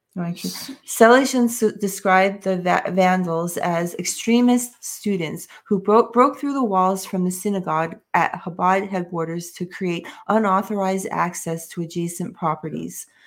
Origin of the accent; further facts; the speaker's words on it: New York, United States; I'm from New York, and in New York, we all had to hear about Donald in the tabloids